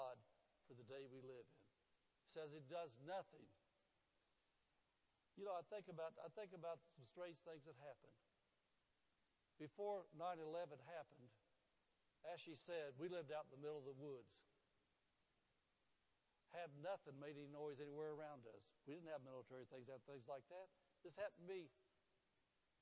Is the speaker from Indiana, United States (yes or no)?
yes; Indianapolis, Indiana, United States; moved away; the area I grew up in Indianapolis was called the Garfield area